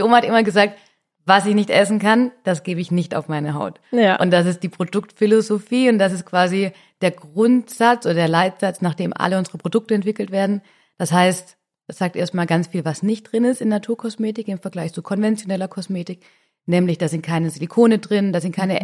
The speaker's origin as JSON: {"language": "German", "area": "Swabia", "region": "Baden-Württemberg", "country": "Germany", "said": "Ich bin nämlich auch Mädle vom Land ich komme aus dem Schwaberländle"}